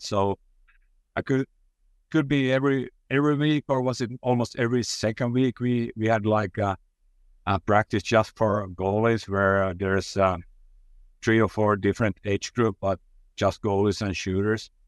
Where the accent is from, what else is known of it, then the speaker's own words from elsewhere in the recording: Finland; I'm from Finland